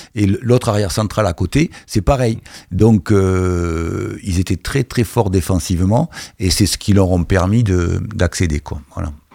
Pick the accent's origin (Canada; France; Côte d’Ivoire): France; Bordeaux, Nouvelle-Aquitaine; now in Caen, France; je suis un bordelais